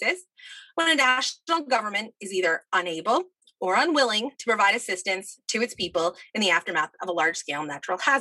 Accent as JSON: {"language": "English", "region": "New Jersey", "country": "United States", "tie": "born or raised there", "also_born_or_lived": "Boston", "moved": "as an adult", "said": "I grew up in New Jersey, moved to Boston to do my undergrad"}